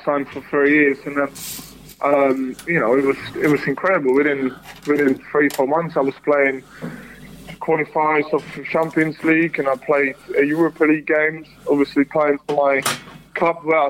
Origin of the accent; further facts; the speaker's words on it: Czechia; moved away; also born or lived in United Kingdom; I played one game for my home country